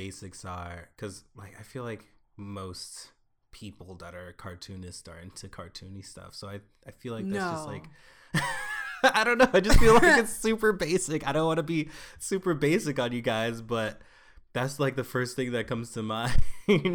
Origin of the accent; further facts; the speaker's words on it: New York, United States; now in Los Angeles, United States; I was from New York. I'm like an East Coaster living on the West Coast